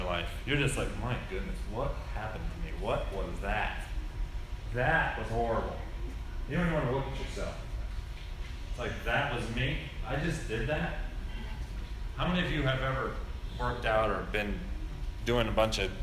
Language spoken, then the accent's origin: English; United States; As Americans